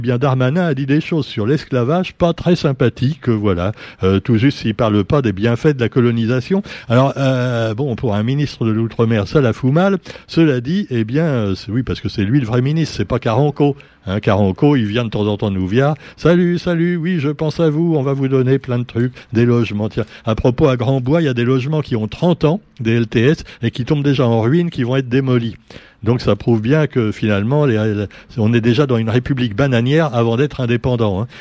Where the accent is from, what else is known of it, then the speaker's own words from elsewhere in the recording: Réunion; nous sommes des Français avant d'être des Réunionnais